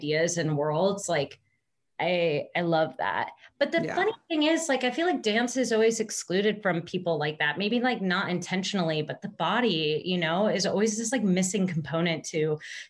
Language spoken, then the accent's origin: English; Tecumseh, Michigan, United States; I grew up in a very small town, kind of in the middle of nowhere, literally in the middle of cornfield, called Tecumseh, Michigan